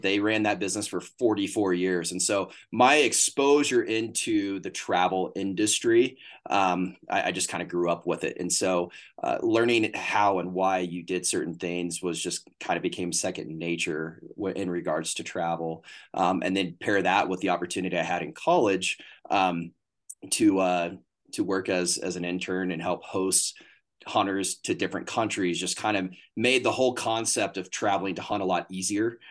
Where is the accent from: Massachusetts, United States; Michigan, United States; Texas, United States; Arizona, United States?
Texas, United States; Northeast; I grew up in Northeast Texas